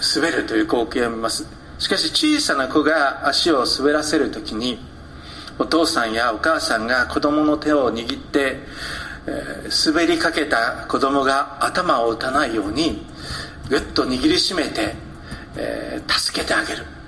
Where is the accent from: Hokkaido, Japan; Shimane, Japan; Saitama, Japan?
Hokkaido, Japan; 私は北海道で育ちました